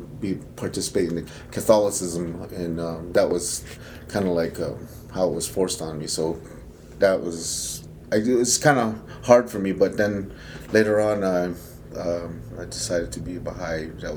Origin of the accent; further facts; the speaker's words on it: Pine Springs, Arizona, United States; moved away; I grew up in Pine Springs, and then I used to herd sheep, and I also went to boarding school in Pine Springs Boarding School, and also Fort Wingate Boarding School.